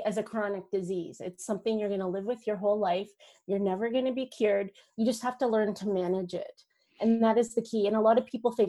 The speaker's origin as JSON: {"language": "English", "region": "Northern Ontario", "country": "Canada", "tie": "born or raised there", "said": "I grew up on a farm, a dairy farm, Northern Ontario. I'm Canadian"}